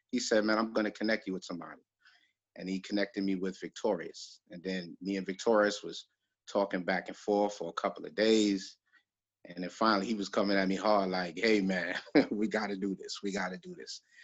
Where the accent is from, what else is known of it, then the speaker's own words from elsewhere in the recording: New York City, New York, United States; I was raised in Flatbush